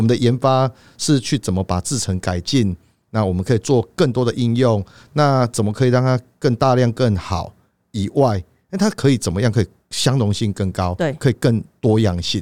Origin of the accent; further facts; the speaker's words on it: Taiwan; 我们台湾人